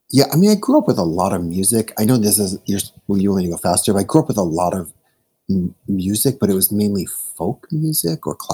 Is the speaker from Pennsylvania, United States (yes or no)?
no; Chicago, Illinois, United States; I'm from Chicago